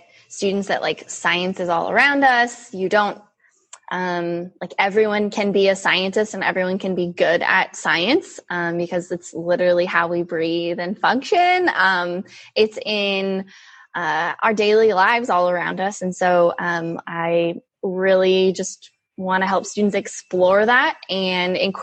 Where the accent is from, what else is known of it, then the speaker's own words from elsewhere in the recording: California, United States; So I am born and raised in California. I still live here in Northern California